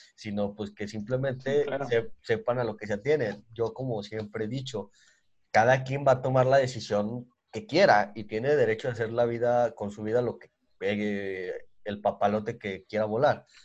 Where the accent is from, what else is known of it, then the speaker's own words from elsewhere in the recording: Mexico; Nosotros somos de México